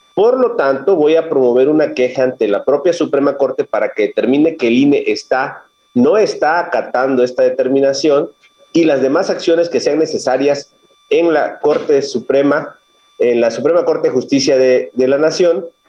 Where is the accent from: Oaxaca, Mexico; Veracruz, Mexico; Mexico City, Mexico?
Veracruz, Mexico; Minatitlán; Yo soy originario de aquí, de Veracruz, del sur de Veracruz